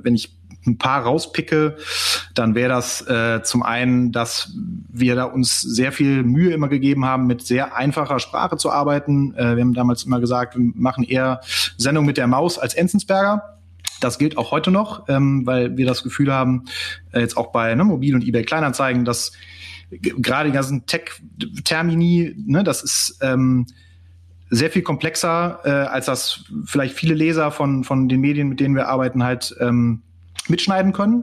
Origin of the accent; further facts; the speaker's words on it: Cologne, North Rhine-Westphalia, Germany; habe BWL in Köln studiert, bin auch Kölner